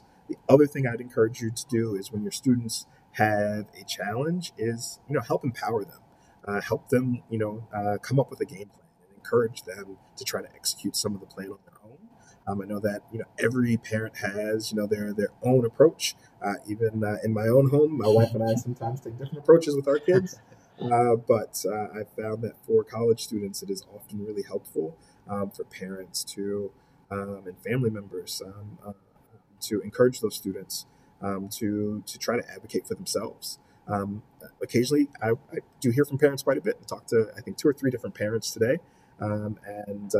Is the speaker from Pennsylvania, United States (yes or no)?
yes; Philadelphia, Pennsylvania, United States; moved away as an adult; now in Buffalo, United States; growing up in Philly